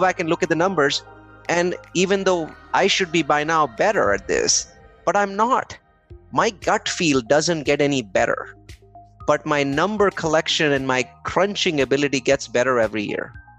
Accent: India; English is a second language; now in United States; I think I am in a cricket nut. So I came from India. And most people don't in America don't know about this game called cricket.

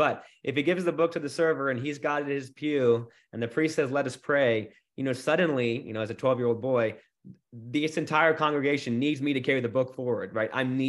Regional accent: Houston, Texas, United States; Yes, I grew up here in Houston. I was the fifth of six kids, big Catholic family.

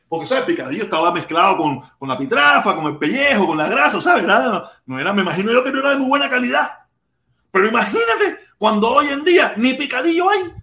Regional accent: Cuba; moved away; Yo me fui de Cuba detestando mi país. Yo quería ser de cualquier parte del mundo cuando vivía en Cuba

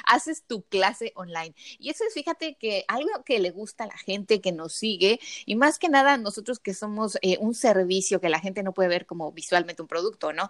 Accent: Querétaro, Mexico; also born or lived in Mexico City / San Luis Potosí; yo nací en el DF, crecí en Querétaro, y, bueno, viví en Querétaro, viví en San Luis Potosí también unos años y después regresé al DF

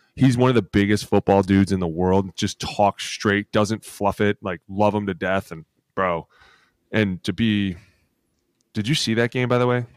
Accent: Cleveland, Ohio, United States; I grew up in Cleveland.

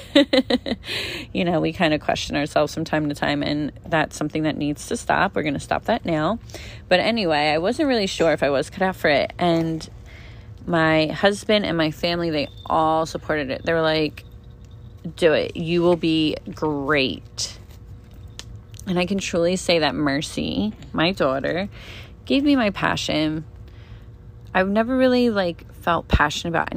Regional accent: Pennsylvania, United States; also born or lived in Las Vegas; now in New Jersey, United States; I'm originally from Pennsylvania

